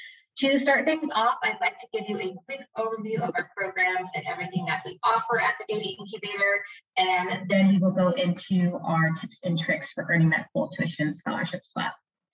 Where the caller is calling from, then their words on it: Phoenix, Arizona, United States; I'm joining you from Phoenix, Arizona.